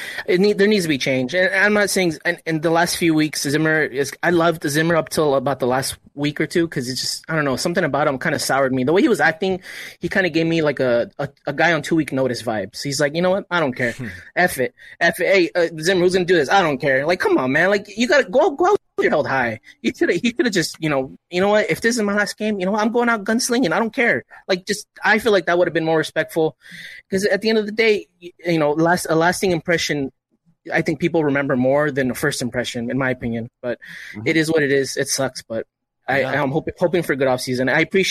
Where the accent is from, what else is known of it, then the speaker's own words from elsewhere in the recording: Corona, California, United States; Troy Dye, he's from Norco. I'm from Corona. We're sister cities.